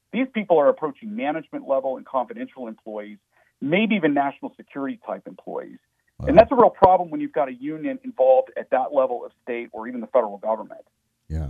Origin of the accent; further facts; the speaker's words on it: Pennsylvania, United States; my home state of Pennsylvania